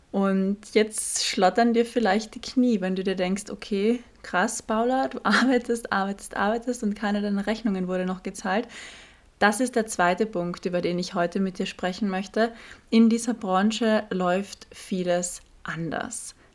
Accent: Austria; Ich hatte letztens ein Shooting, ich komme aus Österreich, das Shooting war in Deutschland

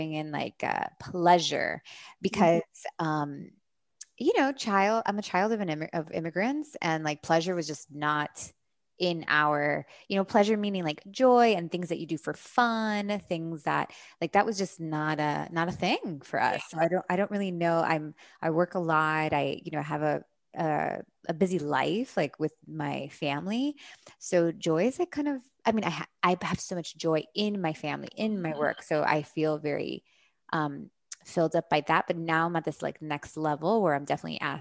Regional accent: Miami, Florida, United States; moved away as an adult; also born or lived in California; I grew up here in Miami

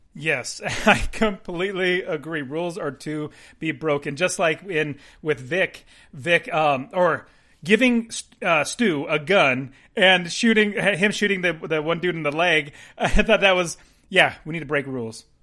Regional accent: United States; We're American

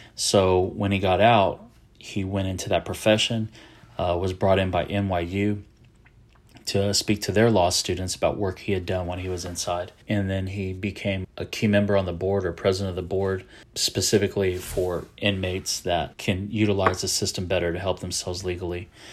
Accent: San Antonio, Texas, United States; I am a Texan. I'm from San Antonio, Texas

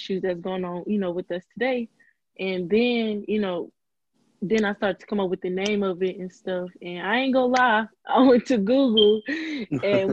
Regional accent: East St. Louis, Illinois, United States; I'm from East St. Louis, Illinois

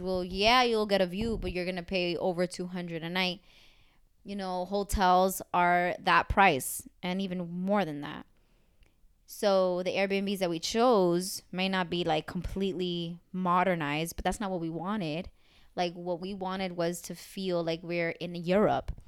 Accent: United States; I'm American

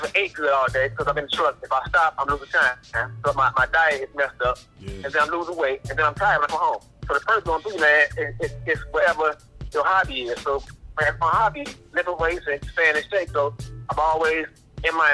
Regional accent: Chicago, Illinois, United States; I'm from West Side Chicago, down and dirty

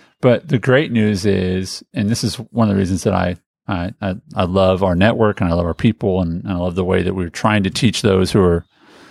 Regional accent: Indianapolis, Indiana, United States; as a kid growing up in Indianapolis, Indiana

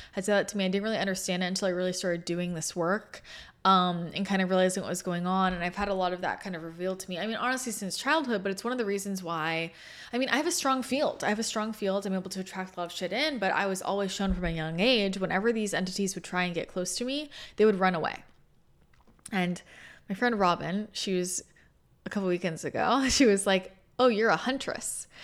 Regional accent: Bay Area, Northern California, United States; moved away; also born or lived in Los Angeles / San Diego; I grew up in the Bay Area, in NorCal

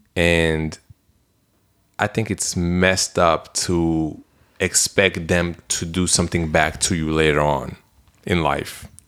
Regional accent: Belgium; moved away; I'm from Belgium

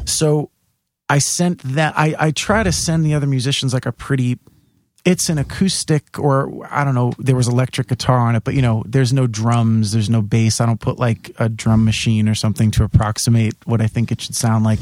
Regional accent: New York City, New York, United States; also born or lived in Staten Island; I, grew up in Bay Ridge, and then when we were, I was 11, we moved to Staten Island

